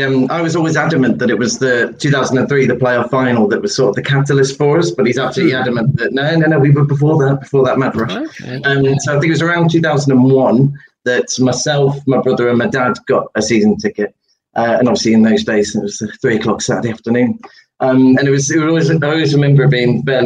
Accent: Stafford, West Midlands, United Kingdom; we grew up in Stafford

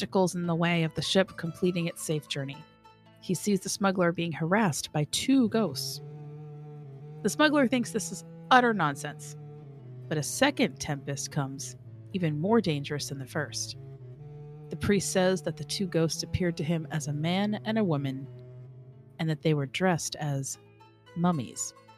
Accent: United States; I'm an American

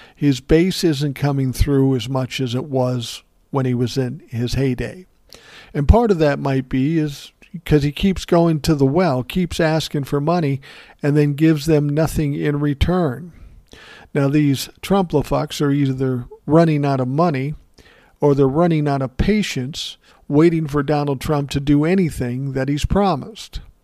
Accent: Minnesota, United States; my home state's representative, Ilhan

